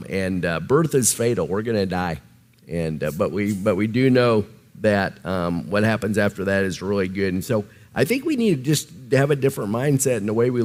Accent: Nebraska, United States; accent: Nebraska; my Nebraska accent

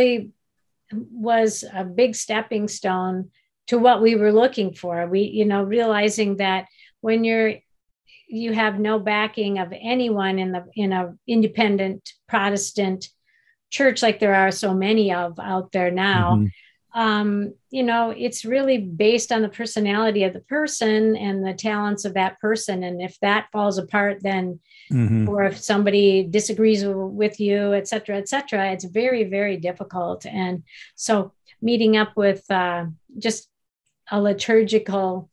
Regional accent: St. Paul, Minnesota, United States; I was raised in St. Paul

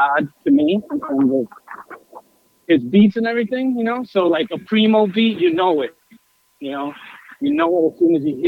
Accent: New York City, New York, United States; I grew up in Queens

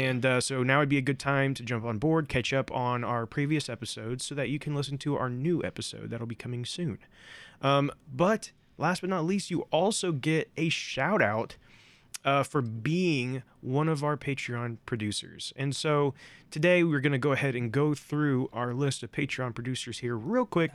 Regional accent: Indiana, United States; we are from Indiana

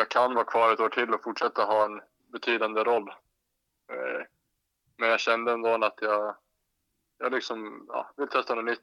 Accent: Gotland, Sweden; jag vet faktiskt inte varför det har blivit så, men jag har aldrig haft någon gotländska riktigt.

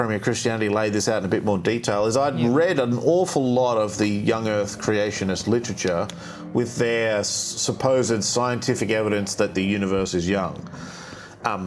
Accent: Australia; I grew up in Australia

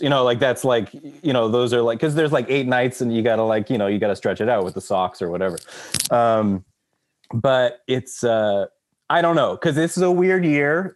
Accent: Texas, United States; moved away; I grew up in Texas

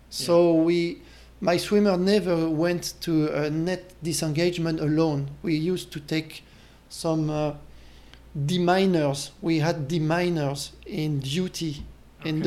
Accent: France; accent: French; English is a second language; moved away; with my French accent.

